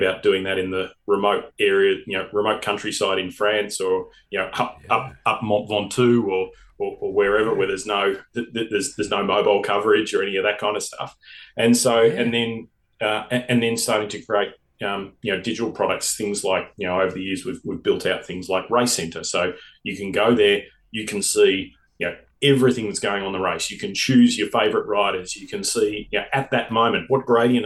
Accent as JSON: {"language": "English", "country": "Australia", "said": "being an Australian"}